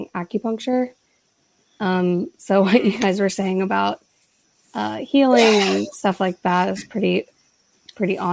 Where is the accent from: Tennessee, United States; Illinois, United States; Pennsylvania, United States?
Pennsylvania, United States; Philadelphia; I'm a Philadelphian and that's cultural